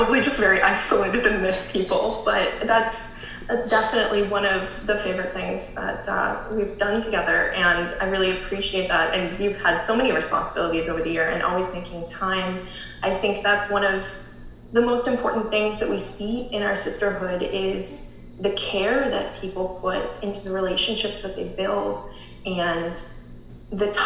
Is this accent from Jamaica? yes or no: no; Canada